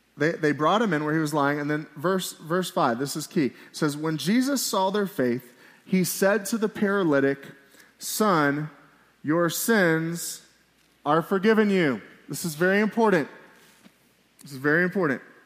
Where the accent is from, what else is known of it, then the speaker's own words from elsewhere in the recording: Miami, Florida, United States; now in Billings, United States; I'm from Miami, Florida